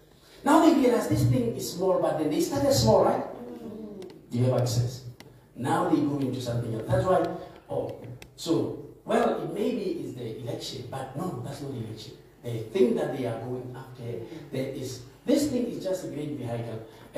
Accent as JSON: {"language": "English", "country": "South Africa", "said": "I'm a South African, I vaccinate. I'm a South African, I don't."}